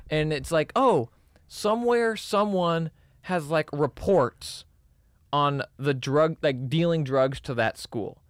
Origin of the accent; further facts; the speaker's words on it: Texas, United States; I'm from Texas